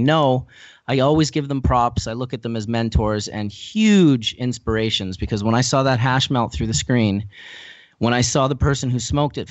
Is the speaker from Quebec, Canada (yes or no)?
no; Winnipeg, Manitoba, Canada; I was originally from Winnipeg, Manitoba, which is the center of the province just above North Dakota